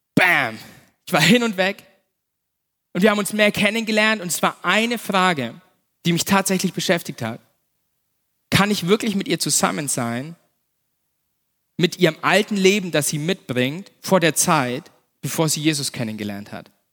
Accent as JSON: {"language": "German", "town": "Nuremberg", "region": "Bavaria", "country": "Germany", "tie": "born or raised there", "also_born_or_lived": "Erlangen", "said": "ich bin ja in Nürnberg aufgewachsen, ich bin ein, bin ein echter Franke, ein echter Nürnberger"}